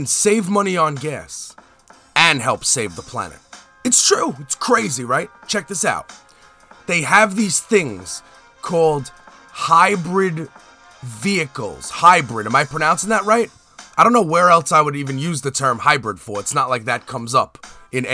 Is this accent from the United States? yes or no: yes; United States; I'm American